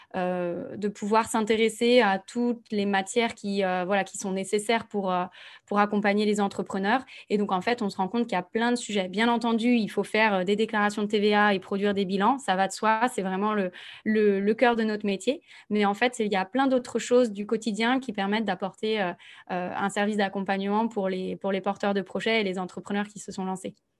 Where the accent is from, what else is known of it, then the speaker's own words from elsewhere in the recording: Nantes, Pays de la Loire, France; moved away as an adult; also born or lived in Bordeaux; now in Toulouse, France; je suis née à Nantes et j'ai fait un petit passage par Bordeaux